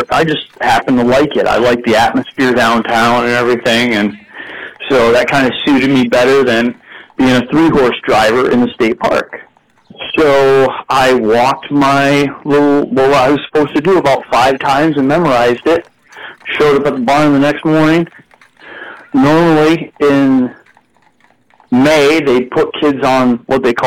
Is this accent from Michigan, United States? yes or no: yes; Houghton Lake, Michigan, United States; I grew up in Houghton Lake, Michigan. It's the middle of the state